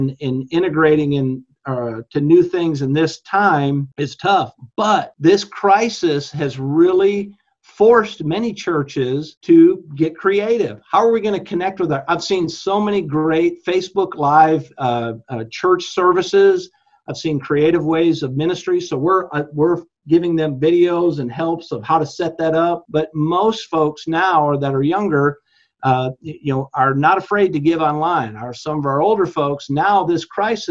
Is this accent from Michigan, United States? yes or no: yes; Michigan, United States; growing up in Michigan